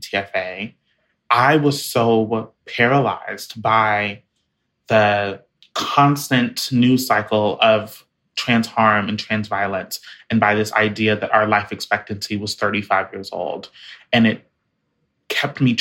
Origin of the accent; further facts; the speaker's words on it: Jacksonville, Florida, United States; moved away as an adult; my hometown of Jacksonville